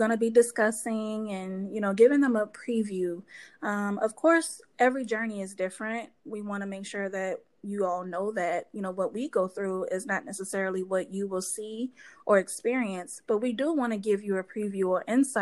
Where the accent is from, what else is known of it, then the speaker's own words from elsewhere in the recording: New Orleans, Louisiana, United States; now in Madison, United States; I grew up in New Orleans